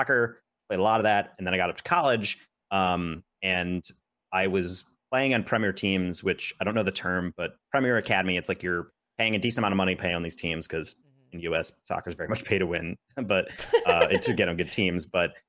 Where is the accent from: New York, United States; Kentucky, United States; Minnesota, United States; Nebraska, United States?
New York, United States; So I went to a school that was in New York State, 40 minutes away from my hometown.